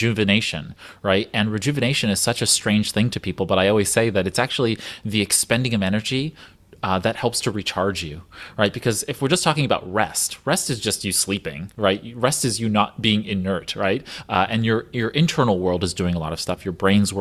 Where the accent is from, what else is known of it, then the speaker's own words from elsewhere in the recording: United States; an American with an Asian mother